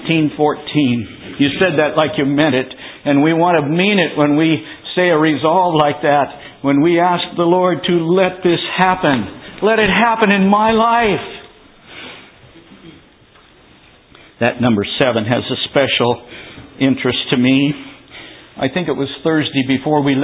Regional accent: California, United States; I was from California

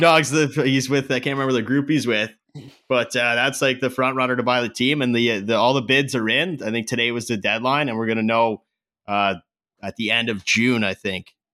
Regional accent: Canada; I'm Canadian.

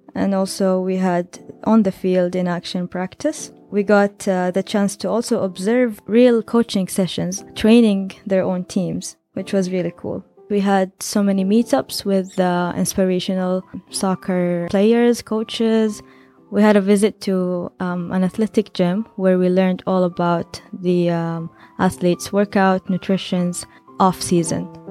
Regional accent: Saudi Arabia

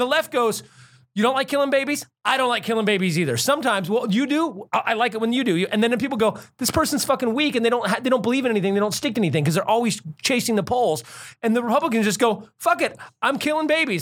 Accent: United States; as an American

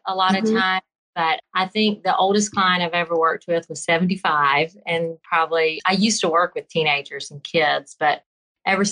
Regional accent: Birmingham, Alabama, United States; accent: Southern; Birmingham, Alabama

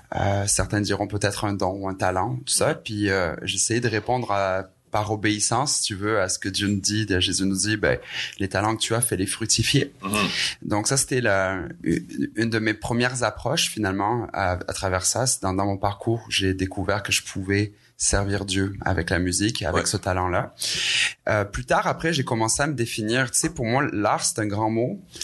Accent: Aix-en-Provence, Provence-Alpes-Côte d'Azur, France; moved away as an adult; now in Quebec, Canada; je suis un, un, Français hybride québécois. Mhm. Euh, qui, ça fait maintenant 16 ans que je suis ici au Québec, euh, né en France, dans le sud de la France, à Marseille, euh, Aix-en-Provence plus précisément

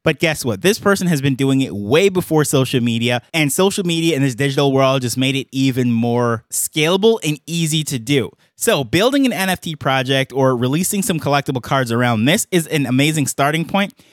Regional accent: New York, United States; I grew up in New York

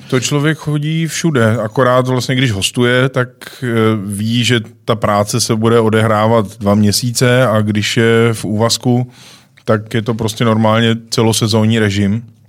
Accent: Czechia; jsem Čech

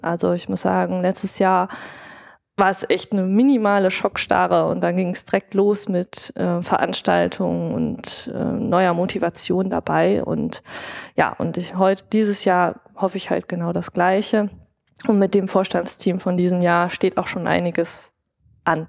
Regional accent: Rhineland, Germany; Ich bin im Rheinischen groß geworden, karnevalsbegeistert

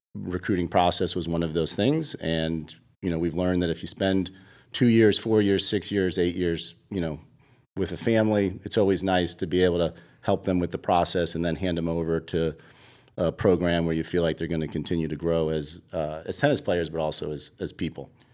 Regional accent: Boston, Massachusetts, United States; moved away as an adult; also born or lived in Virginia; now in Atlanta, United States; I grew up in Boston

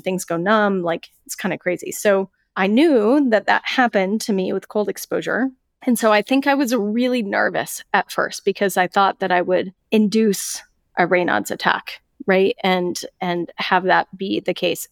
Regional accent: Colorado, United States; moved away as an adult; I moved away from Colorado

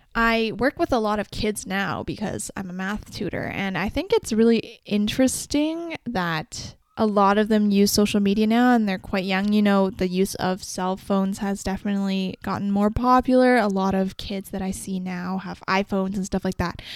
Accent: Canada; also born or lived in China; I was born in China in April, and then I moved that year, that December, to Canada with my mom and dad.

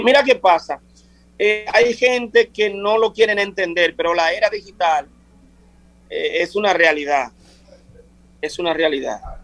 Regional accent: Vicente Noble, Barahona, Dominican Republic; moved away as an adult; also born or lived in Europe; Yo ahora mismo estoy viviendo en Vicente Noble, mi pueblo, eh, el sur de la República Dominicana

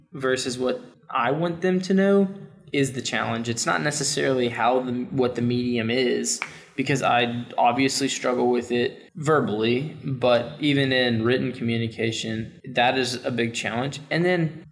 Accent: the South, United States; I grew up in the South.

